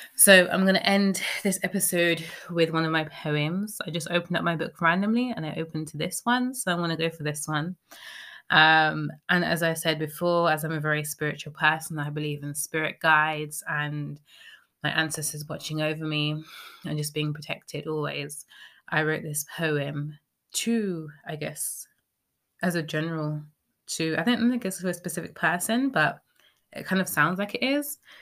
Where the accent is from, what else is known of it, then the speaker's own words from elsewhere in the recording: United Kingdom; speaking as a British person